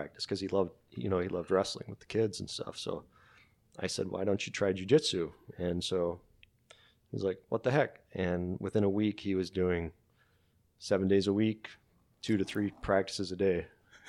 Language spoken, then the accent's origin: English; Wisconsin, United States; I'm from Wisconsin.